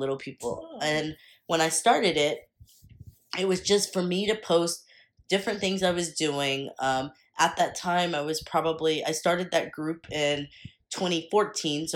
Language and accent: English; Texas, United States; I'm from Texas.